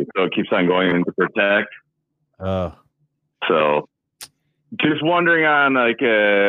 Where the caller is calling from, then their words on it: Madison, Wisconsin, United States; I'm from Madison, Wisconsin.